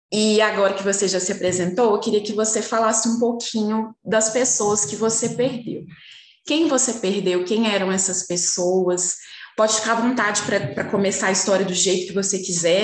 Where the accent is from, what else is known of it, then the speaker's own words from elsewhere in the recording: Belo Horizonte, Minas Gerais, Brazil; eu sou de Belo Horizonte